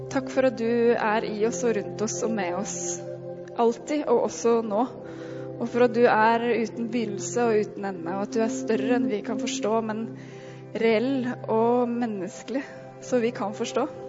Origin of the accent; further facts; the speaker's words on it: Norway; vi som nordmenn